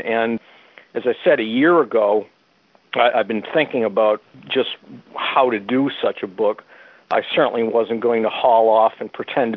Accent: New England, United States; ever since I was a kid growing up in New England

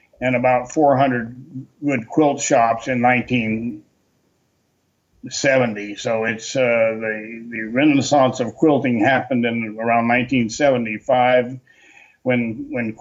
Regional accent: Atlanta, Georgia, United States; moved away as an adult; also born or lived in North Carolina / Texas; I grew up in Atlanta, Georgia. I was born in North Carolina, but I grew up in Atlanta

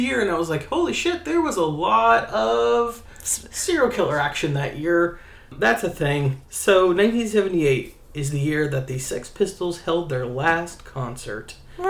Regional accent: West Virginia, United States; I grew up in West by God.

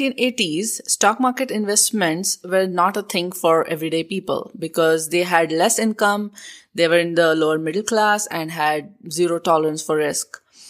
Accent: India; moved away; I'm from India. I was born and brought up there.

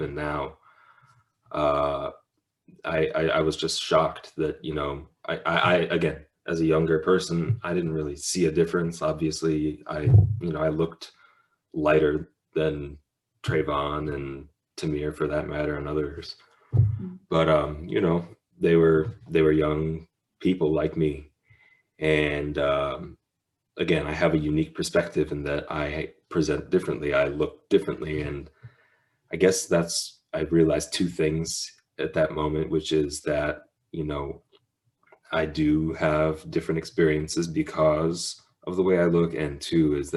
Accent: Minneapolis, Minnesota, United States; growing up in Minneapolis

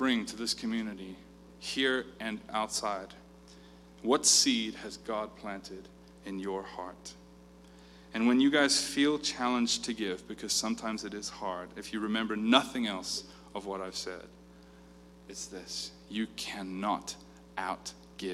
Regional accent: South Africa; I grew up in South Africa

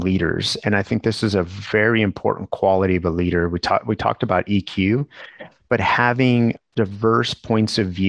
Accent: New Mexico, United States; growing up in New Mexico

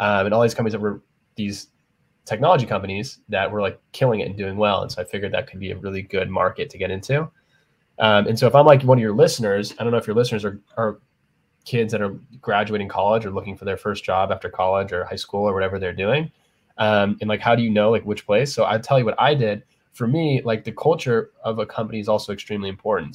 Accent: San Diego, California, United States; moved away as an adult; also born or lived in Arizona; now in New York City, United States; I was from San Diego originally

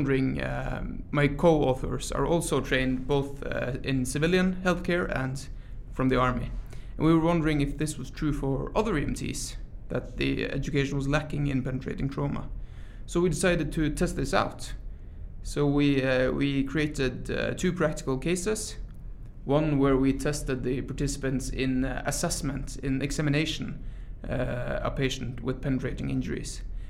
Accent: Troms og Finnmark, Norway; moved away as an adult; now in Tromsø, Norway; I come from Norway, and I study medicine at the Arctic University of Norway, which is the University of Tromsø. So I'm an EMT from Finnmark, the far north of Norway, but I study medicine in Tromsø now.

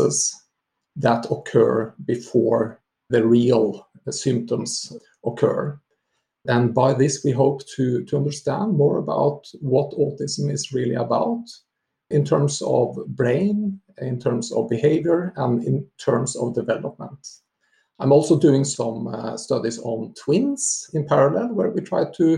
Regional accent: Norway; moved away as an adult; now in Sweden; I'm originally from Norway, but I'm, I guess, gradually getting more and more Swedish

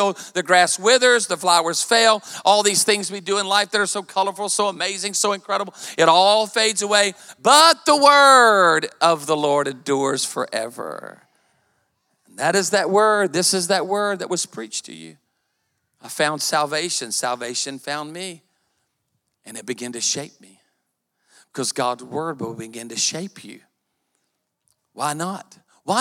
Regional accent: Myrtle Beach, South Carolina, United States; I was raised in Myrtle Beach. And I went to Myrtle Beach High

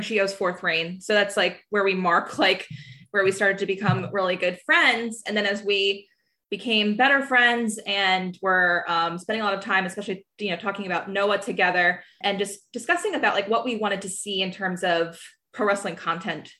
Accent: New Jersey, United States; I'm from South Jersey

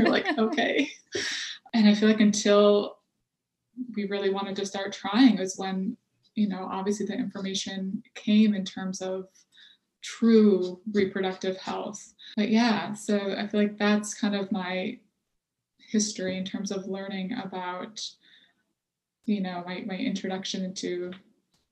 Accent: Michigan, United States; also born or lived in Texas; now in Boston, United States; I'm originally from Michigan

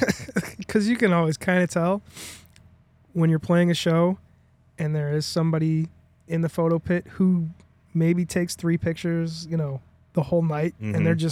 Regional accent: Chicago, Illinois, United States; Yeah, we're from Chicago.

